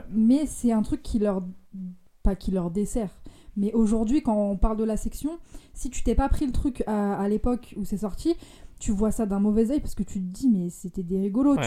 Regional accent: Lyon, Auvergne-Rhône-Alpes, France; je viens de Lyon et j'ai, je, suis, je suis encore ado.

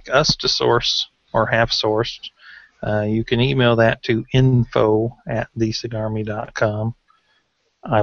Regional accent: Tennessee, United States; I'm from Tennessee.

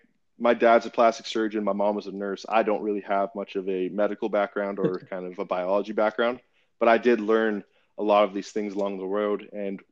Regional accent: Vancouver, British Columbia, Canada; also born or lived in Sacramento; now in United States; I was originally from Vancouver, Canada, moved to the United States in 1999, went to high school at Jesuit High School in Sacramento

